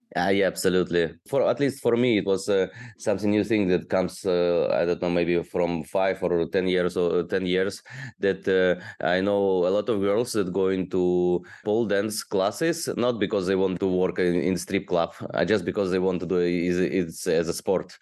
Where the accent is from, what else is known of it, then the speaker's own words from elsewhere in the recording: Odesa, Odesa Oblast, Ukraine; moved away as an adult; also born or lived in China; now in Bangkok, Thailand; I'm from Ukraine, from beautiful city Odessa on the Black Sea